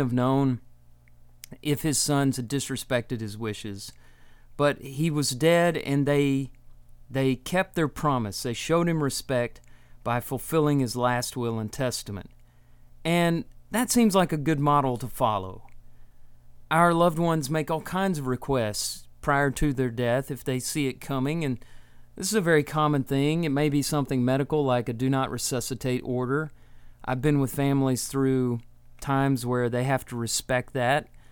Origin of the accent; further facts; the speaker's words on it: Texas, United States; moved away as an adult; also born or lived in Tennessee; now in Alabama, United States; I grew up in Texas, and I went to college in Tennessee, and I live in Alabama now